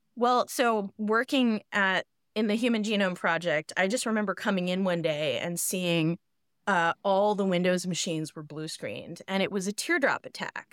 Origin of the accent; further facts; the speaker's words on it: Boston, Massachusetts, United States; I grew up in Boston